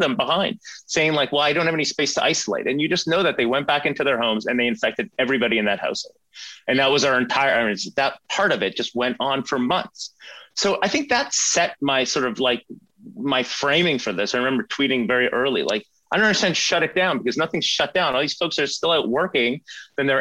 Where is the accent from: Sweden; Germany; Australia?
Sweden; now in Canada; I grew up in Sweden